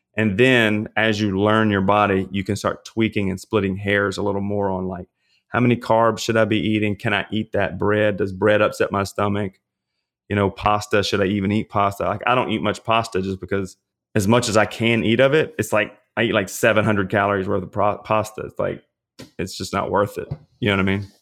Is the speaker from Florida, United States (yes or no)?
no; Louisiana, United States; I'm from Louisiana.